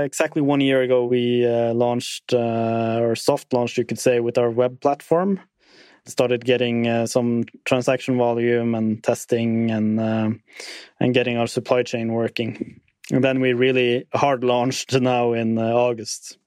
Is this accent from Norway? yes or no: yes; Tromsø, Troms, Norway; my hometown Tromsø